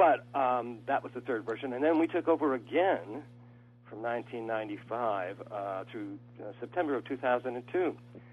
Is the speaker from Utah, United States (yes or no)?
no; California, United States; also born or lived in Kentucky; we moved out to California from Kentucky when I was three